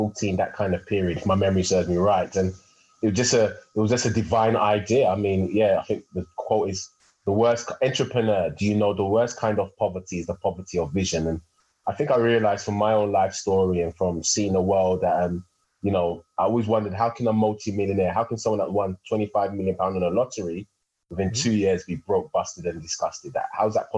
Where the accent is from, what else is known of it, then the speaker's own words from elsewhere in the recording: London, United Kingdom; I was born and raised in Hackney, East London